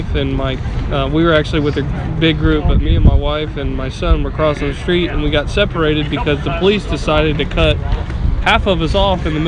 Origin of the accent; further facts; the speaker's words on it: Independence, Missouri, United States; I'm from Independence, Missouri.